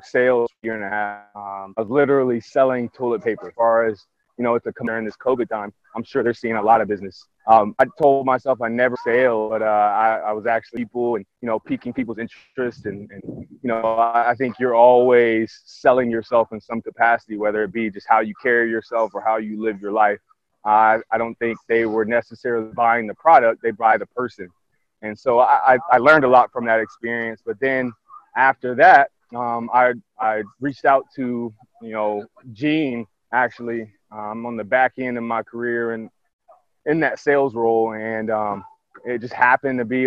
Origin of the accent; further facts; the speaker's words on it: Columbus, Ohio, United States; I'm from born and raised in Columbus, Pickerington Central High School